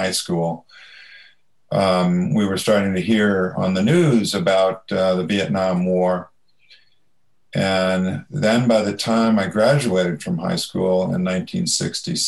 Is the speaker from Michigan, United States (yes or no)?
no; Ames, Iowa, United States; I grew up in Ames, Iowa, where Iowa State University is.